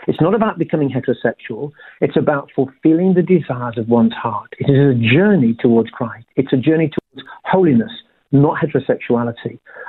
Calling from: Perth, Western Australia, Australia; I'm calling you from Perth today in WA.

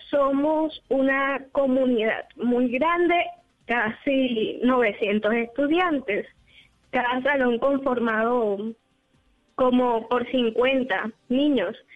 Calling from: Cartagena, Bolívar, Colombia

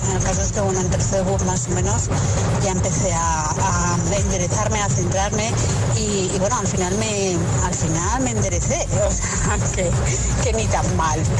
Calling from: Madrid, Community of Madrid, Spain; Hola, buenos días, amores agitadores. … de Madrid.

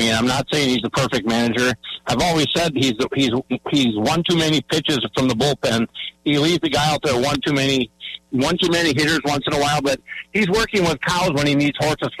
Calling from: Onalaska, Wisconsin, United States

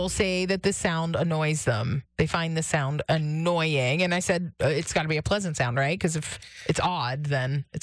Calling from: Pittsburgh, Pennsylvania, United States; I'm from Brighton Heights, and I did not Google it.

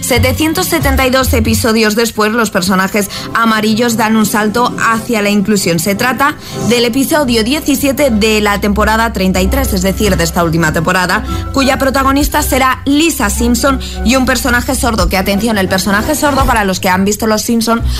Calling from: Valencia, Valencian Community, Spain; Muy buenos días, agitadores. … de Valencia

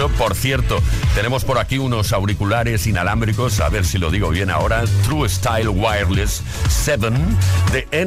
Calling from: Talavera de la Reina, Castilla-La Mancha, Spain; de Talavera de la Reina.

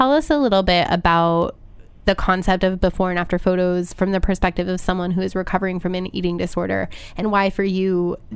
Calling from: New Jersey, United States; I am calling from New Jersey. From oh, right across the right across the river.

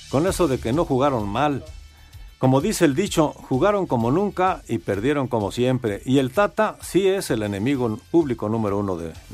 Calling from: Mexico City, Mexico; Soy … de la Ciudad de México.

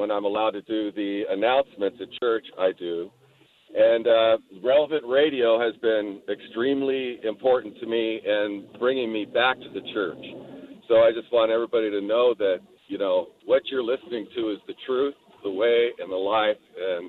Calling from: California, United States; Yeah, California. I was calling you from California.

